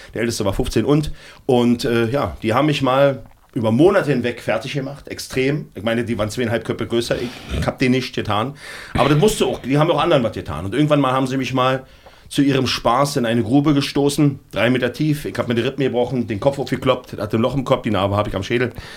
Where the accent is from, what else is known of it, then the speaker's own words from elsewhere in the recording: Berlin, Germany; Ich komme aus Berlin-Neukölln